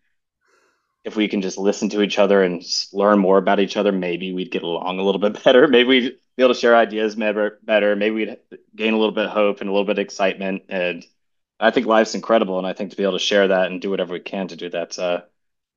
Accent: Charleston, South Carolina, United States; I'm from South Carolina in Charleston.

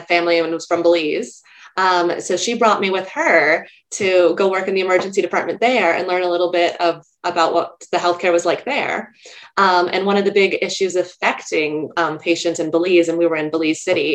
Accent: California, United States; moved away as an adult; also born or lived in New York; I grew up in California and I was in college at UC Berkeley

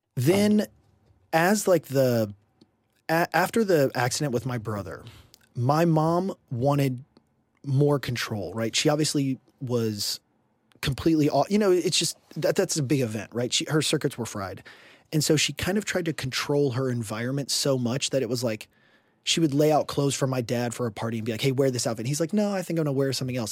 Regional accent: Houston, Texas, United States; I grew up in Houston, Texas

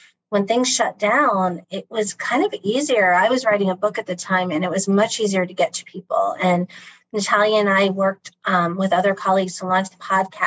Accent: Akron, Ohio, United States; I grew up in Akron, Ohio

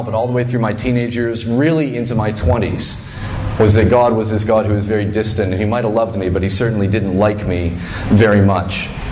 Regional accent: Fredericton, New Brunswick, Canada; moved away; I grew up in Fredericton, New Brunswick

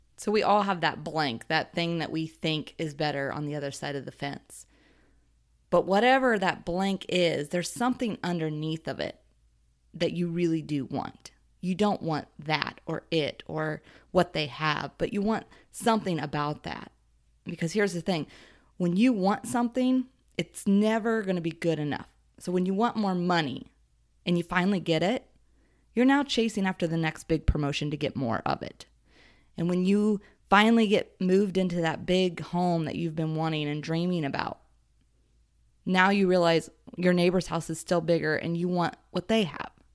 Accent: Ohio, United States; I was raised in Ohio and considered a Midwest girl

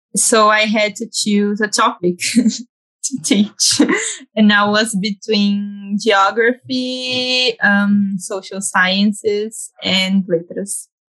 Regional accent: Campinas, São Paulo, Brazil; born and raised in Campinas

